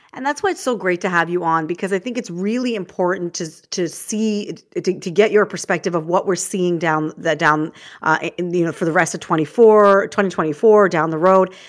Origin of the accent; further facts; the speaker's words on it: Toronto, Ontario, Canada; I grew up in Scarborough